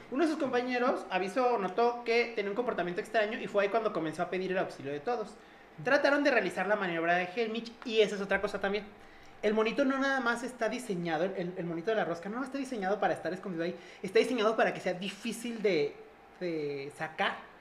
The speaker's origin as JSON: {"language": "Spanish", "country": "Mexico", "said": "para nosotros como mexicanos"}